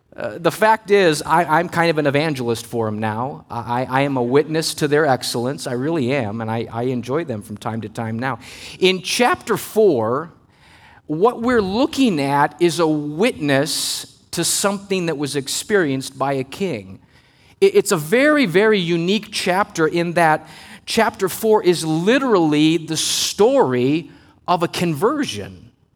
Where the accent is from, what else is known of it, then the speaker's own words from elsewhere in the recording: Missouri, United States; moved away as an adult; now in Maryland, United States; we came from Missouri, the Midwest, where I grew up